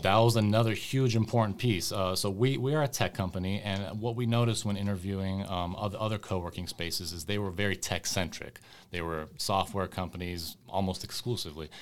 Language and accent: English; West Coast, United States; my folks, uh, immigrated from the former Yugoslavia, and so I, I grew up over here in the West Coast